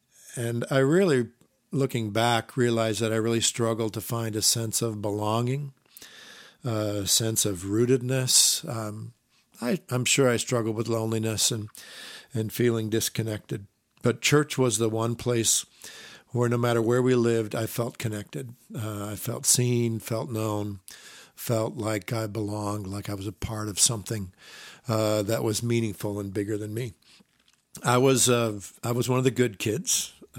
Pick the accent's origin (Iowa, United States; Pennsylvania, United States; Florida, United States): Iowa, United States; also born or lived in Minnesota; I was raised in the Midwest, Iowa, Minnesota, by conservative, evangelical Christian parents.